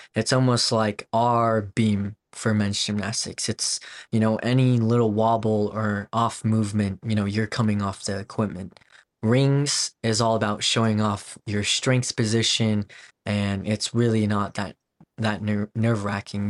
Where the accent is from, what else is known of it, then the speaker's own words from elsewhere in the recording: Wellington, Colorado, United States; also born or lived in South Korea / Denver, Colorado; grew up on a ranch in Wellington, Colorado, and grew up on a farm. And by the age of ten, I kinda moved to Denver